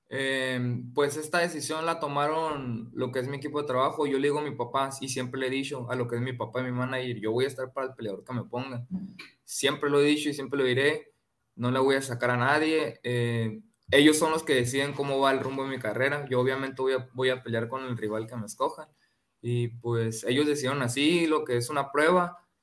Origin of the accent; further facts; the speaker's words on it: Ciudad Obregón, Sonora, Mexico; aquí en mi tierra el próximo mes eh, aquí en Ciudad Obregón